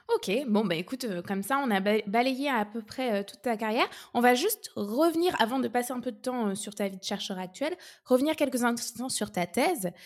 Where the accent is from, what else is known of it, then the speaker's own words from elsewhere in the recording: France; chez nous, en France